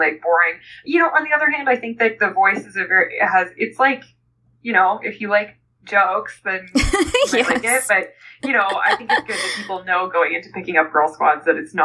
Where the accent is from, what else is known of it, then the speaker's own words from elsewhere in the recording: Canada; I'm Canadian